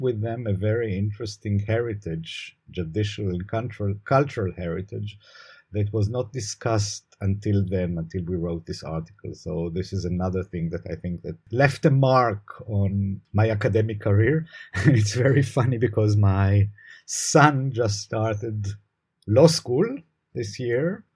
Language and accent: English; Jerusalem, Jerusalem District, Israel; also born or lived in Haifa; I was born in Jerusalem. I was raised in Jerusalem.